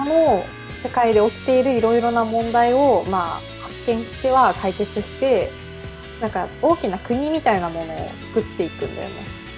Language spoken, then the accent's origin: Japanese; Japan; 私たちの地元に近くて広島